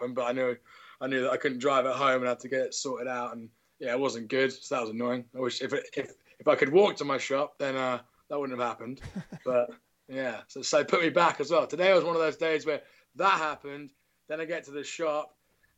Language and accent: English; England, United Kingdom; also born or lived in Nottingham / Derby; I'm English.